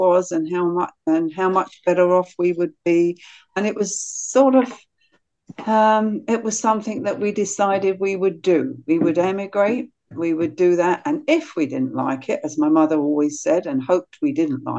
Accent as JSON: {"language": "English", "region": "South East England", "country": "United Kingdom", "tie": "born or raised there", "said": "growing up in England as a young kid, incredible freedom. I had the ability to roam all over the South Downs"}